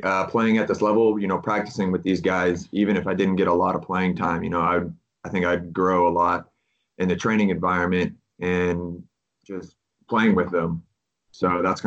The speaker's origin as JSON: {"language": "English", "town": "Houston", "region": "Texas", "country": "United States", "tie": "born or raised there", "also_born_or_lived": "Conway, Arkansas", "moved": "as an adult", "said": "I'm from Houston, Texas, originally. I grew up playing for the Houston Texans Academy in Houston."}